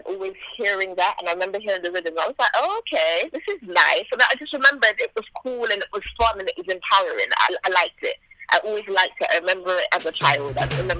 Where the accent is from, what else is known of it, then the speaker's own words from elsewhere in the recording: Bristol, South West England, United Kingdom; moved away as an adult; also born or lived in Jamaica; now in Birmingham, United Kingdom; Well, I was born in Jamaica, and then I came to England when I was a baby, and I've been here since I was two. I lived in Bristol for a while, and I moved to Birmingham when I was 18.